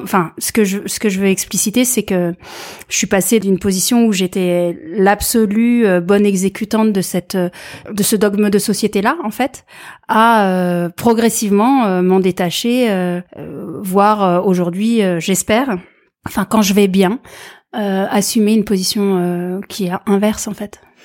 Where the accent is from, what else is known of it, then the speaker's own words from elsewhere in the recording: France; je viens de France, je suis diplômée